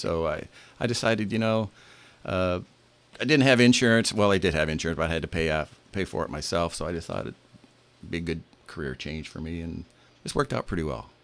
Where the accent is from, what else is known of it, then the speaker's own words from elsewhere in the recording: Bremen, United States; I was born and raised in Bremen. Uh, I graduated from Bremen High School in 1975. Um, I've, I've lived there my whole life.